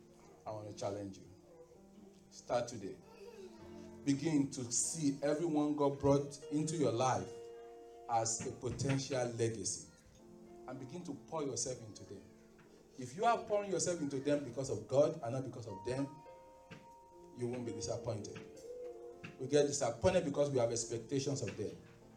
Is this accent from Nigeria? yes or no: yes; Nigeria; moved away; Only the clothing that I came with from Nigeria is all we have to give them.